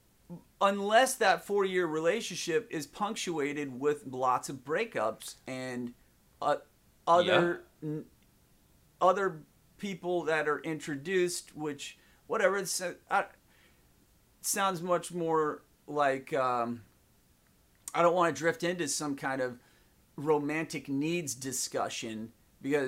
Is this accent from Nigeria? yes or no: no; India; growing up in India